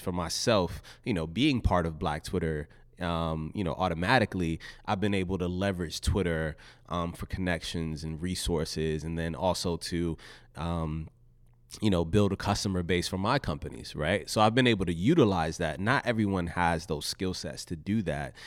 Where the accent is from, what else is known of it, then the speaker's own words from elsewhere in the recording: Richmond, Virginia, United States; I was raised in Southside Richmond, Virginia.